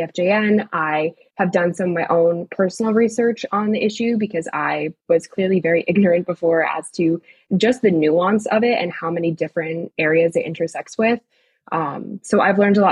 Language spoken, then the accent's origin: English; New Jersey, United States; I grew up in New Jersey, just about 25 minutes outside of New York City